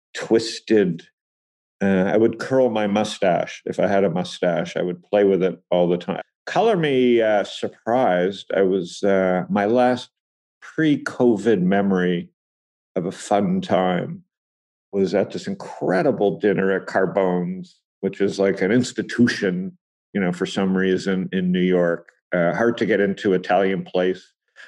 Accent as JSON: {"language": "English", "town": "Toronto", "region": "Ontario", "country": "Canada", "tie": "born or raised there", "said": "So I think, you know, growing up in Toronto with the mining in Saskatchewan"}